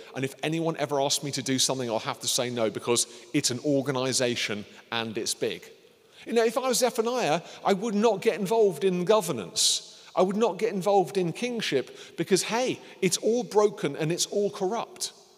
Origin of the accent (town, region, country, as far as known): United Kingdom